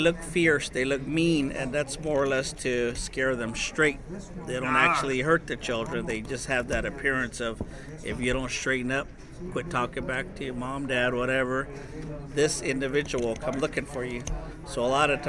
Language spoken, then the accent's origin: English; Second Mesa, Arizona, United States; I'm from Seka Mesa. I'm a member of the Hopi tribe